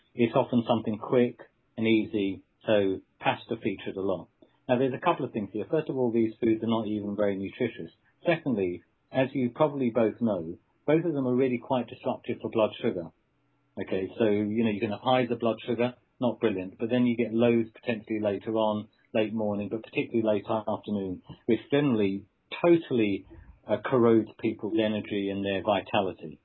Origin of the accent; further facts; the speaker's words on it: England, United Kingdom; as an Englishman